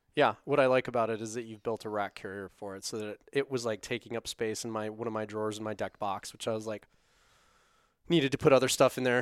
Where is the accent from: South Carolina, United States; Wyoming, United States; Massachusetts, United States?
Wyoming, United States; Casper; now in Salt Lake City, United States; I grew up in Casper